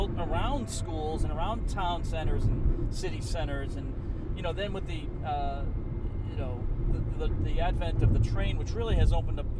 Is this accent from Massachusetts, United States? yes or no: yes; Boston, Massachusetts, United States; my hometown of Boston, you know, where I grew up in Greater Boston